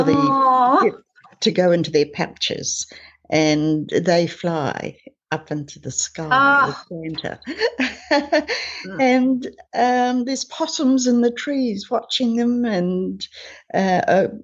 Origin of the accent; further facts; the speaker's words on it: New Zealand; now in Australia; I'm originally from New Zealand